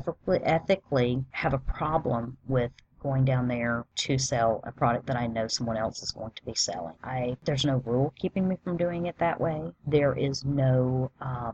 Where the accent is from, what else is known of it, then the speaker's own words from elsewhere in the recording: the South, United States; I'm just from the South